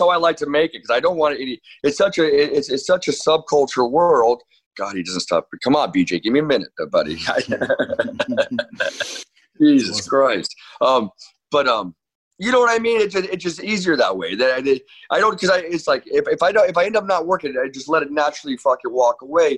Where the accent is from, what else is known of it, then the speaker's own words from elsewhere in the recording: Orange, California, United States; also born or lived in New York / Costa Mesa, California; now in Newport Beach, United States; I grew up in the city of Orange